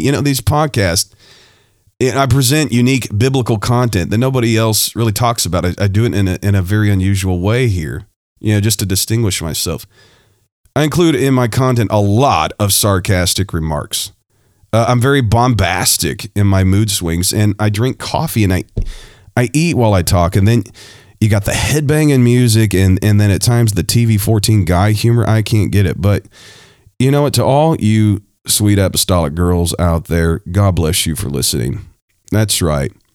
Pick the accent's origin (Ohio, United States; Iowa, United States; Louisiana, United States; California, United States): Ohio, United States; I was born in Ohio